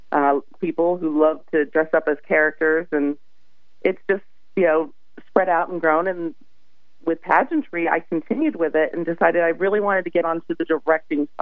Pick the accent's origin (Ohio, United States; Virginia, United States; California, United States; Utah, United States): Ohio, United States; moved away as an adult; now in Florida, United States; I grew up in Ohio.